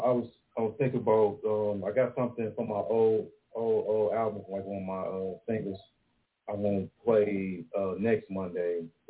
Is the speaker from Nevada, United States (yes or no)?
no; Detroit, Michigan, United States; I'm from Detroit City.